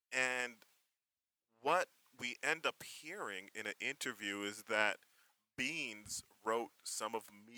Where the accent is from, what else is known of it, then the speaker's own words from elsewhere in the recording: Canada; I'm super Canadian.